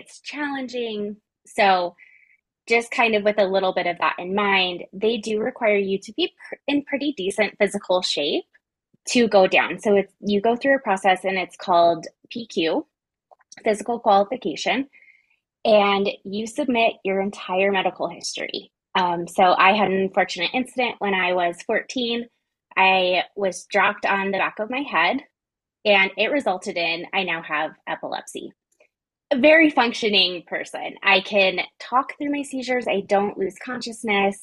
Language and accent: English; Colorado, United States; I was like born and raised in Colorado. Like, it gets cold here in the winter